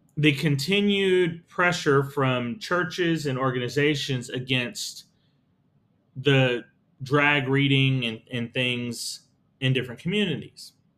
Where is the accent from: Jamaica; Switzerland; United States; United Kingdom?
United States; Texas; As a Texan, I have pride in my Texas history. The fact that we as Texans have a long history